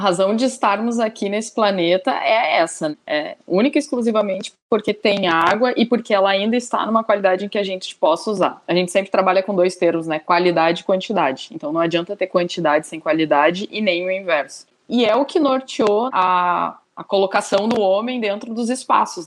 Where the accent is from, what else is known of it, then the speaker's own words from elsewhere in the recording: Rio Grande do Sul, Brazil; sou gaúcha